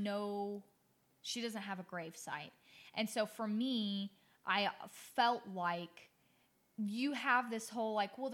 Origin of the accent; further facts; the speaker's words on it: Anchorage, Alaska, United States; moved away; also born or lived in the South (US); I was raised up north in Anchorage, Alaska